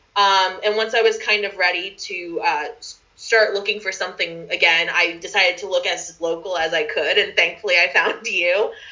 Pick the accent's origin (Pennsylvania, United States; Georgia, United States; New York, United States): Pennsylvania, United States; Philadelphia; moved away as an adult; now in Portland, United States; I'm from Philadelphia